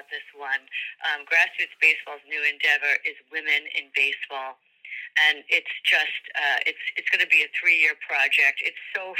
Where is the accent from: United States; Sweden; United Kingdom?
United States; New York; We grew up in New York